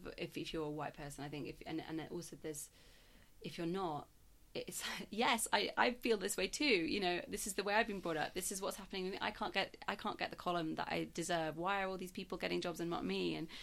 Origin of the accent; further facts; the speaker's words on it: South Africa; now in Yorkshire, United Kingdom; I was brought up in South Africa in the apartheid. So I was before I moved to Yorkshire.